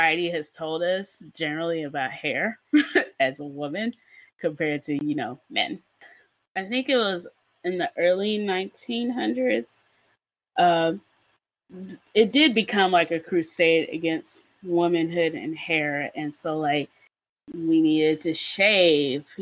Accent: Nigeria; me just being a Nigerian human and just never getting braces

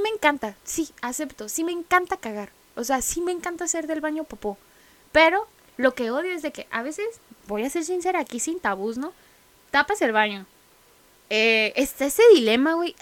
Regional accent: Mexicali, Baja California, Mexico; somos de aquí, somos de Mexicali, Baja California, la ciudad del sol

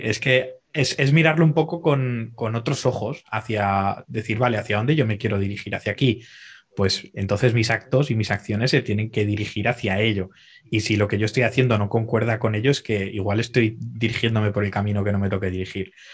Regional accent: Zaragoza, Aragon, Spain; moved away as an adult; now in Dubai, United Arab Emirates; soy un chaval de Zaragoza, aunque ahora actualmente estoy viviendo en Dubái

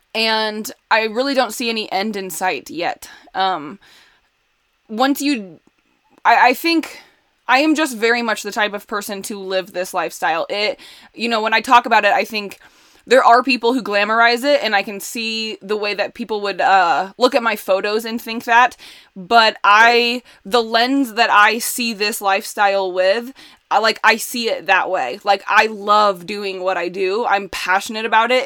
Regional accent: Indiana, United States; moved away as an adult; also born or lived in Chicago; I grew up in Indiana

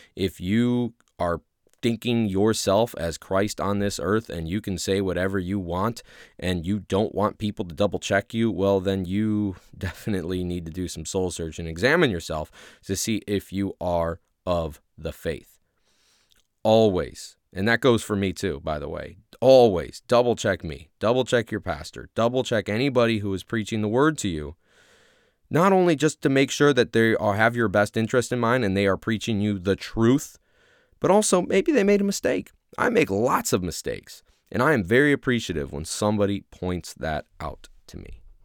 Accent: Ohio, United States; accent: Midwest; now in Louisiana, United States; ever since I moved down to Louisiana, I'm originally from Ohio.

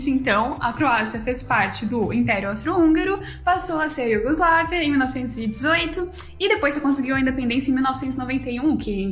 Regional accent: São Paulo, Brazil; É que é engraçado, porque como eu vim de São Paulo, e São Paulo é, é maior Paris, né?

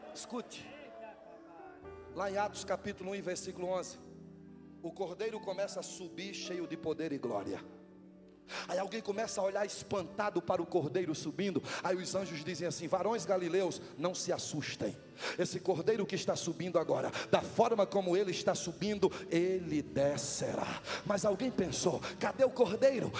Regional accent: Northeast Region, Brazil; moved away

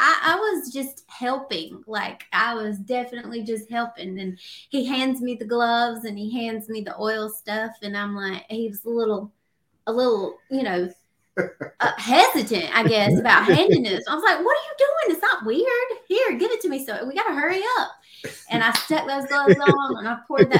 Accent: North Carolina, United States; now in Spartanburg, United States; I'm originally from North Carolina

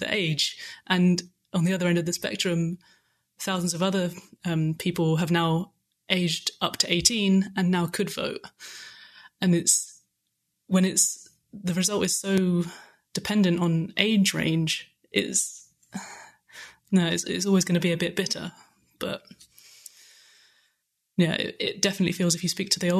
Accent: close to Brighton, South East England, United Kingdom; moved away as an adult; now in Germany; I'm English, yeah. I'm actually from close to Brighton

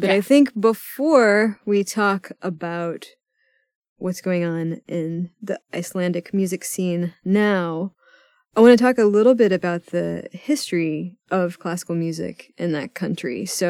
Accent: Texas, United States; I'm from Texas, mm-hmm. and people are often confused that I don't have a Southern accent.

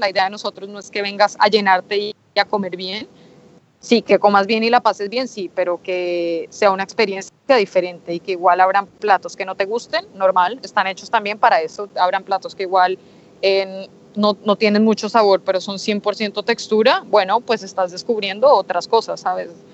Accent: Colombia; now in Spain; como colombiana me emociona

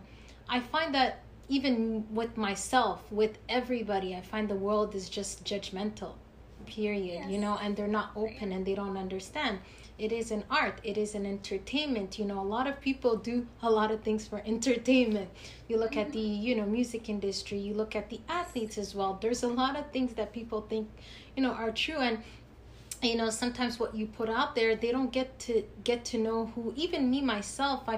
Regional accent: Canada; we're from Canada

